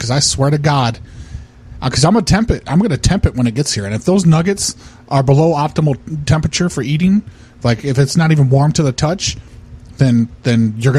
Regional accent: Iowa, United States; I come from Iowa.

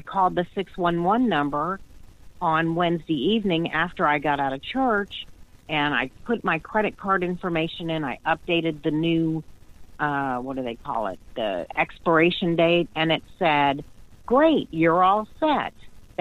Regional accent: the South, United States; I'm from the South, and we speak really slow

